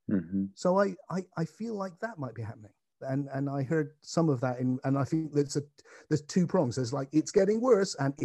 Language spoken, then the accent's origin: English; England, United Kingdom; I'm an Englishman.